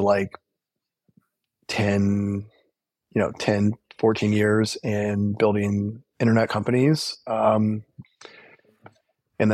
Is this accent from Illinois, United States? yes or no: yes; Illinois, United States; I was born in the Midwest. I grew up in a small town in Illinois.